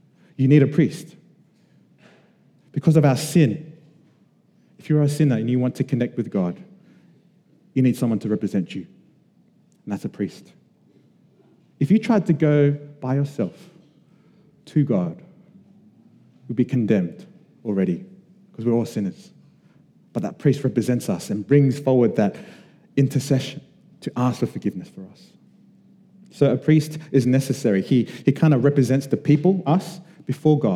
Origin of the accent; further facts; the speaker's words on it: Sydney, New South Wales, Australia; we were Samoan kids growing up in Western Sydney